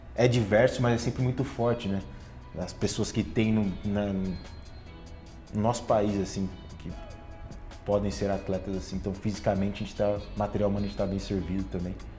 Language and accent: Portuguese; Bauru, São Paulo, Brazil; Eu sou de Bauru, fui criado ali